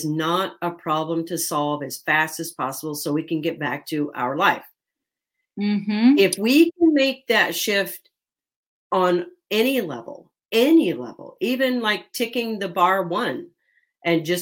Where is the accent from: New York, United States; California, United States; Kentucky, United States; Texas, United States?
Kentucky, United States; I'm from the South. I'm from Kentucky, and Kentucky cooking is not Ayurveda cooking